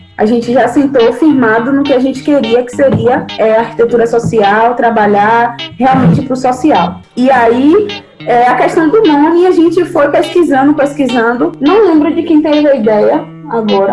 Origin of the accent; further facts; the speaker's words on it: Salvador, Bahia, Brazil; also born or lived in Niterói, Rio de Janeiro; de lá para cá eu cresci aqui